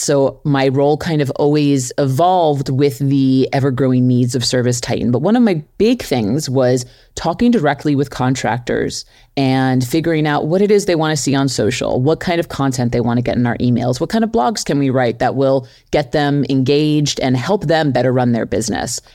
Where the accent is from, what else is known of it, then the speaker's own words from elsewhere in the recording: New York City, New York, United States; grew up in New York City. I'm from Flushing, Queens